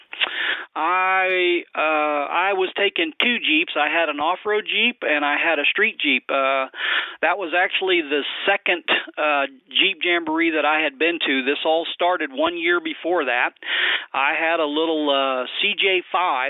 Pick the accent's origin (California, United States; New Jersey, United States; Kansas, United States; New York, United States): Kansas, United States; I'm from Kansas